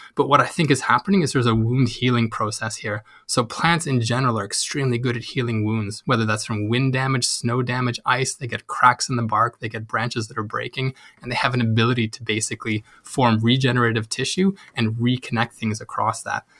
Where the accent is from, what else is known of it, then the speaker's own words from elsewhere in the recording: Canada; moved away as an adult; now in Uppsala, Sweden; I'm Canadian, so I've been living in Sweden for about the past three years